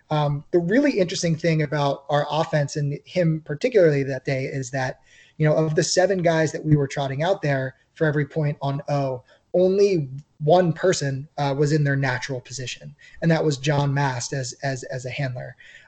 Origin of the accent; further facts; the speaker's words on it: Philadelphia, Pennsylvania, United States; moved away as an adult; also born or lived in Pittsburgh, United States; I'm a Philly kid. I grew up in the Philadelphia area